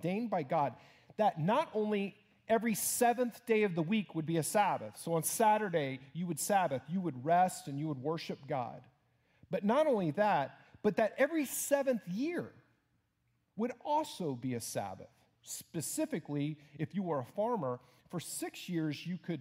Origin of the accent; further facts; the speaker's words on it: Houston, Texas, United States; moved away; my home church in my hometown of Houston